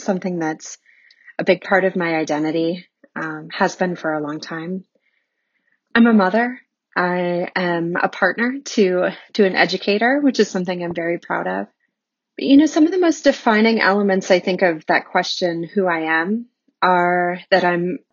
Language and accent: English; Bismarck, North Dakota, United States; moved away; I grew up in Bismarck, North Dakota, of all places